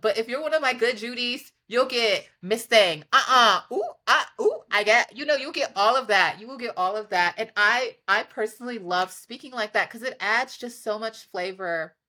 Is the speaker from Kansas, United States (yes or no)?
no; New York City, New York, United States; I'm from Harlem.